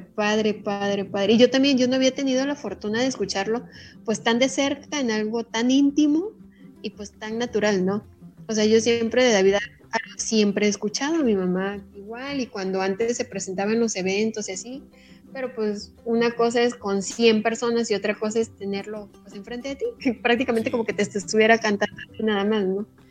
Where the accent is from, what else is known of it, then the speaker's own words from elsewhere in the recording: Jáltipan, Veracruz, Mexico; Jaltipan, mi tierra